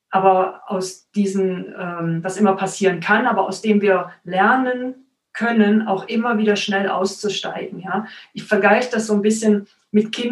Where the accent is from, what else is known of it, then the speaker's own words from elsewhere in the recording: Cologne, North Rhine-Westphalia, Germany; now in Stuttgart, Germany; Ich komme tatsächlich aus Köln.